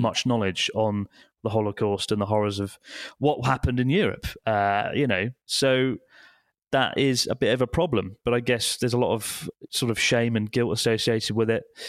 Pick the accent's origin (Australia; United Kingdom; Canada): United Kingdom; now in Japan; British people, we are a bit more, I don't know, I think we keep our opinions to ourselves a bit more generally